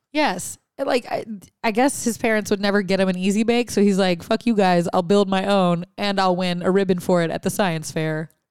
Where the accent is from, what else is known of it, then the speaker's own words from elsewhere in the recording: Louisiana, United States; I'm from Louisiana